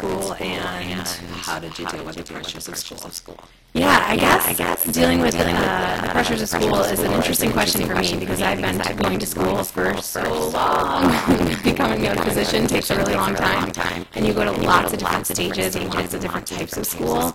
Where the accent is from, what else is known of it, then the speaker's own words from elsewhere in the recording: Lewiston, United States; I'm from Lewiston and I have a wonderful, wonderful family that I moved home to be around